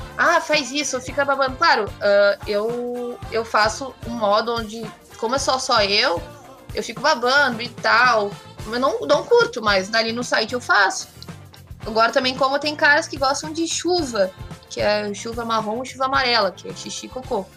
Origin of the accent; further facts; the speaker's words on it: Porto Alegre, Rio Grande do Sul, Brazil; E eu sou de Porto Alegre, moro aqui no, no sul, nesse frio dos infernos